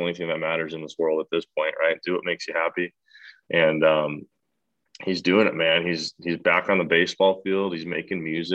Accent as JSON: {"language": "English", "town": "Milwaukee", "region": "Wisconsin", "country": "United States", "said": "So I'm from Milwaukee, Wisconsin, and you don't get recruited to go anywhere if you live in Wisconsin."}